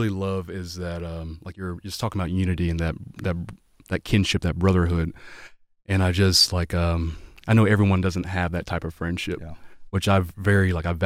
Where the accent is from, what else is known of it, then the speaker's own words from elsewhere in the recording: the South, United States; I'm from the I'm from the South too. My parents are in the military.